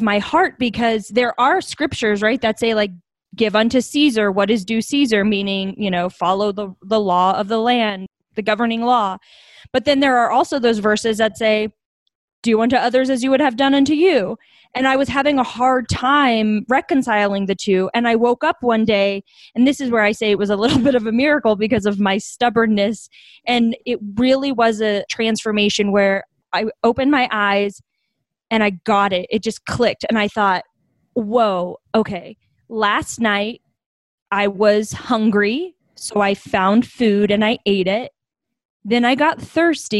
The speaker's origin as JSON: {"language": "English", "town": "Bastrop", "region": "Texas", "country": "United States", "tie": "born or raised there", "also_born_or_lived": "Colorado Springs, Colorado", "moved": "yes", "lives_now": "Denver, United States", "said": "I grew up in Bastrop, Texas."}